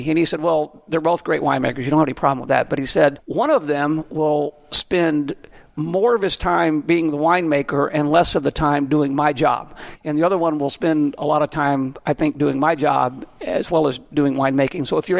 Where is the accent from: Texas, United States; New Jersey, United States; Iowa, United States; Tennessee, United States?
Texas, United States; moved away; I'm a Texan. I'm not very good with French.